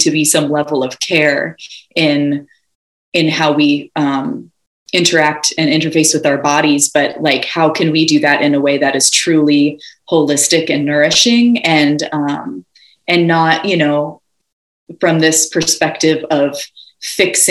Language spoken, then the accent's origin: English; Ojai, California, United States; I was born and raised in Ojai, California